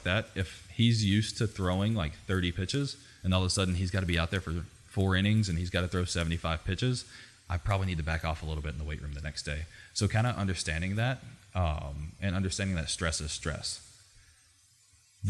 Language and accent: English; Southwest Arkansas, United States; moved away; I'm from a super small town. I grew up in Southwest Arkansas in a town of 10,000 people.